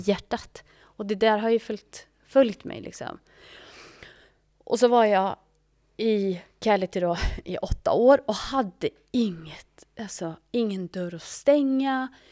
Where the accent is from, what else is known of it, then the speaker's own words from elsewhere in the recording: Sweden; moved away as an adult; also born or lived in Ethiopia; jag är ju svensk